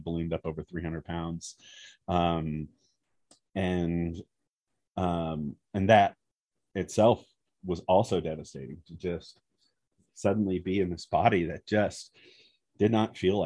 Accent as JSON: {"language": "English", "region": "Southern California", "country": "United States", "tie": "born or raised there", "also_born_or_lived": "Wisconsin", "said": "I grew up in Southern California, but we moved to Wisconsin for a few years"}